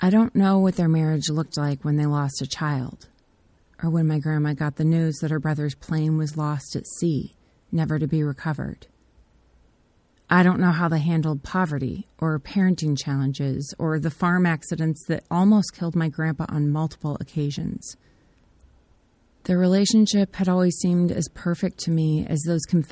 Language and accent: English; United States; I'm grateful for the privileges and freedoms I've inherited as an American